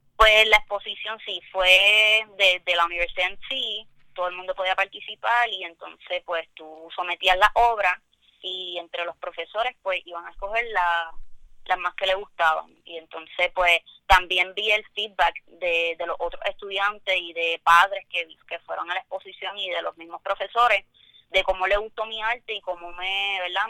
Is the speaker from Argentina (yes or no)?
no; Toa Baja, Puerto Rico; soy del área de Tua Baja